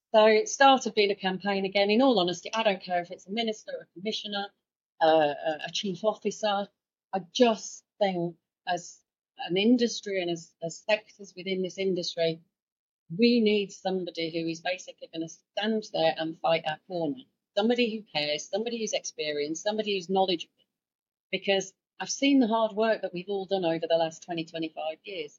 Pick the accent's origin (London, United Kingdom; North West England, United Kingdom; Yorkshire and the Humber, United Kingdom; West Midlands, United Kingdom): Yorkshire and the Humber, United Kingdom; I'm from Yorkshire